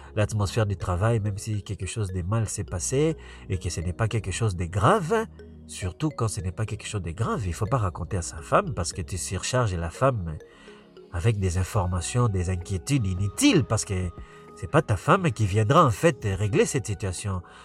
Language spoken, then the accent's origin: French; Quebec, Canada; also born or lived in Africa / United States; now in Montreal, Canada; je suis africain, mais je ne suis pas un africain qui a grandi en Afrique en fait. Moi j'ai grandi ici au Québec